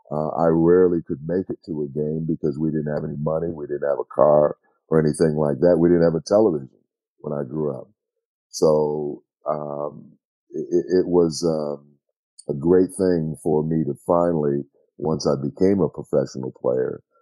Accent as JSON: {"language": "English", "region": "Minnesota", "country": "United States", "tie": "born or raised there", "said": "growing up in Minnesota"}